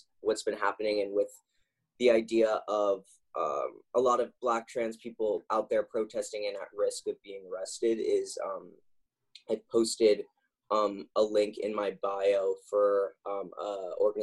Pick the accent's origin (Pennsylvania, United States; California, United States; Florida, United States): California, United States; Los Angeles; now in New York City, United States; I'm from Los Angeles, though, originally